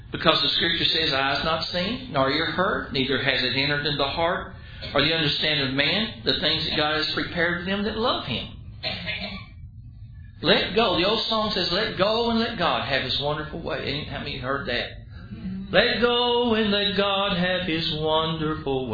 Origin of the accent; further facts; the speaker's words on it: Dallas, Texas, United States; I grew up in Dallas